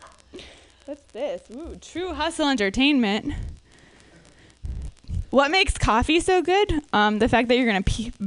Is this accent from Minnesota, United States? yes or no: yes; suburbs of Minneapolis, Minnesota, United States; I'm from Minnesota